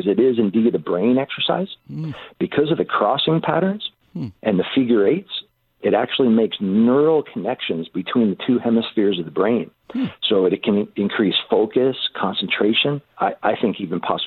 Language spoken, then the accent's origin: English; Cincinnati, Ohio, United States; moved away as an adult; also born or lived in Honolulu, Hawaii; I grew up in Ohio, was on the swim team, didn't do great with grade point average